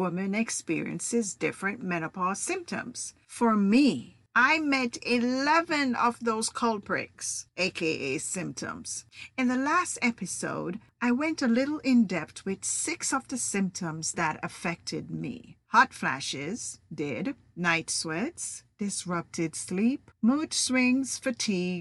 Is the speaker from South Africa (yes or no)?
no; Jamaica; now in United States; I'm Jamaican